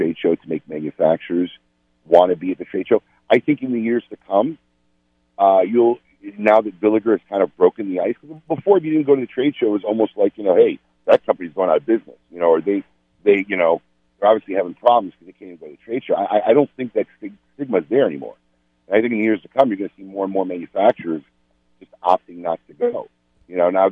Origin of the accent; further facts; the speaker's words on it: Chicago, Illinois, United States; moved away; I'm in my hometown, giving my kids a tour of where I grew up